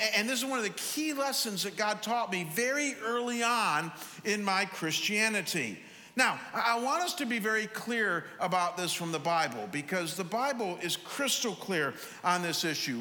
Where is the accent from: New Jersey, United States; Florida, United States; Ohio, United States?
Ohio, United States; Cleveland; I'm from Cleveland, but I went to Chicago